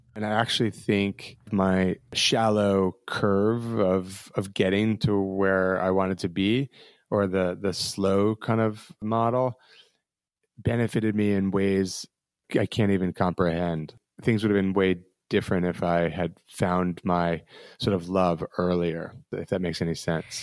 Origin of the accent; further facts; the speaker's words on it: New Jersey, United States; now in Brooklyn, United States; I grew up in New Jersey, about an hour and a half from the city